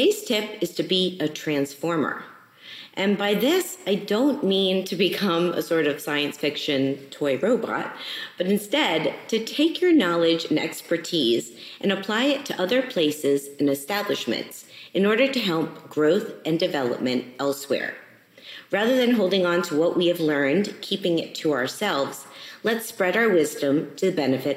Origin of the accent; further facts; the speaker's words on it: Miami, Florida, United States; moved away; I grew up in Miami